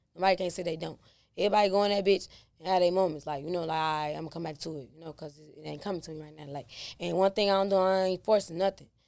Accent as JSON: {"language": "English", "town": "Chicago", "region": "Illinois", "country": "United States", "tie": "born or raised there", "said": "Inglewood, born and raised. I mean, I'm from the go"}